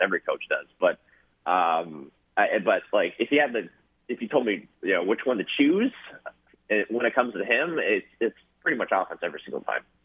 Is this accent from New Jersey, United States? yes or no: no; Massachusetts, United States; moved away as an adult; now in Louisiana, United States; I'm from Massachusetts. So in high school, uh, a lot of times tryouts for the baseball team, it would be like snowing that day